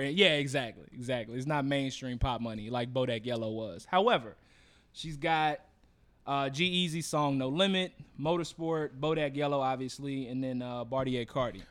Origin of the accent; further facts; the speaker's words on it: Texas, United States; now in Chicago, United States; I'm from Texas